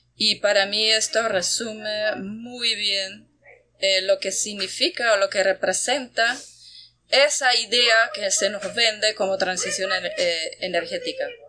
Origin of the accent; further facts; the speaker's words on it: Austria; also born or lived in Bayano, Panama; now in Panama; que soy de, Austria, de Europa